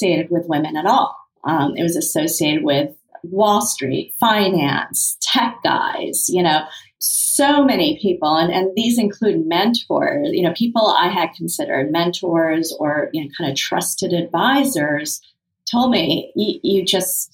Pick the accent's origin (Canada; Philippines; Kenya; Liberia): Kenya; moved away; Having been born in Kenya, being Indian